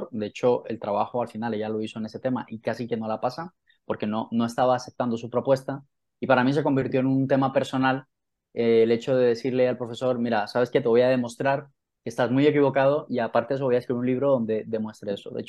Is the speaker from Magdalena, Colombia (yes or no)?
yes; Santa Marta, Magdalena, Colombia; moved away as an adult; also born or lived in Manizales / London; now in Spain; vivo en España y en el año 2010 me fui de Colombia porque quería reinventarme a nivel profesional. Yo soy de Santa Marta